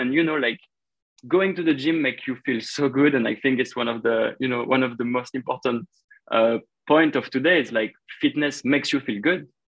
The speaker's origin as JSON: {"language": "English", "town": "Paris", "region": "Île-de-France", "country": "France", "tie": "born or raised there", "said": "my hometown"}